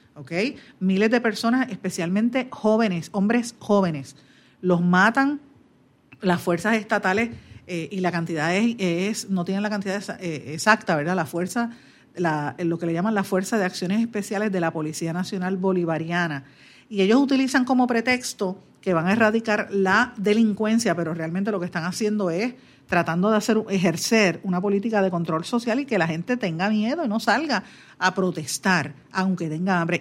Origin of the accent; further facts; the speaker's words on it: Guaynabo, Puerto Rico; mi pueblo de Guaynabo